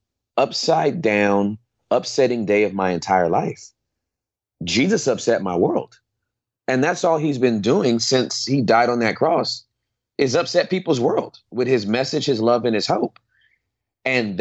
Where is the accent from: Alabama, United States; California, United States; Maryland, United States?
California, United States; Inglewood; I was born and raised in Southern California, in Inglewood